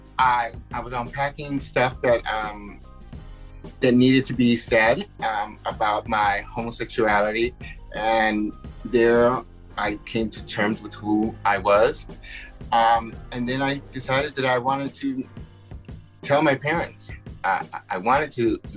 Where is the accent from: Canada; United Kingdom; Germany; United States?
United States; Connecticut; first language Spanish; moved away as an adult; now in New York, United States; I grew up very sheltered in Connecticut